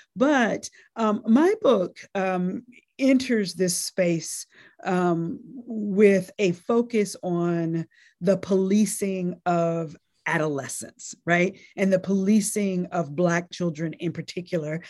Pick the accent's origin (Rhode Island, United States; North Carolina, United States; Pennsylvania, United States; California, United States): North Carolina, United States; born or raised there; also born or lived in Nashville, Tennessee